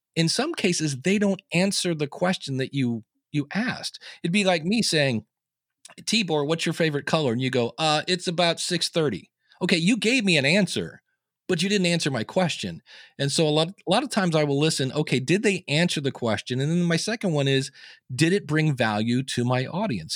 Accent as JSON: {"language": "English", "town": "Akron", "region": "Ohio", "country": "United States", "tie": "born or raised there", "said": "I was born in Akron, Ohio. I delivered the newspaper"}